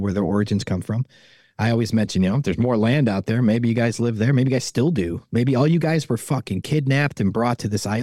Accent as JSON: {"language": "English", "town": "Chicago", "region": "Illinois", "country": "United States", "tie": "born or raised there", "said": "I grew up in Chicago"}